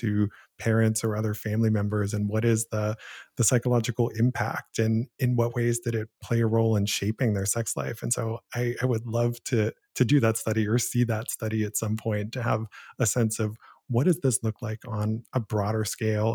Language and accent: English; Canton, Ohio, United States; moved away; the very first job I ever had was as a film critic for the local newspaper in my hometown. So, in the nineteen nineties, I was hired to be a teen film critic for the Canton Repository in Canton, Ohio